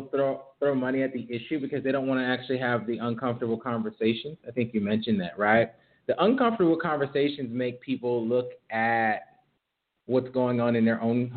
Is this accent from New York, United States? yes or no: yes; Rochester, New York, United States; I'm actually from Rochester, New York, which is like upstate New York, nothing to do there but like play in the snow